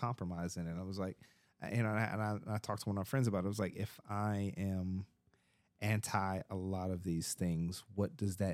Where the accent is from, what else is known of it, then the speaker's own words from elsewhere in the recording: Texas, United States; moved away; I grew up in Texas